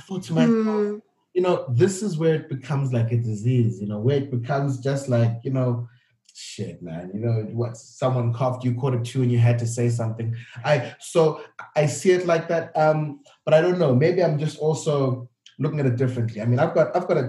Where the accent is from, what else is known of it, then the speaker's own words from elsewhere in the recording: Cape Town, Western Cape, South Africa; also born or lived in Gwanda, Zimbabwe; my background is growing up in South Africa. Everything we did at home, the food I ate, the conversations we had, we were Zimbabwean